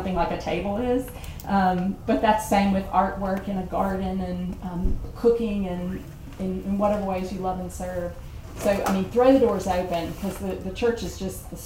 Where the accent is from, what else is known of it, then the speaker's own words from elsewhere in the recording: the South, United States; I'm from the South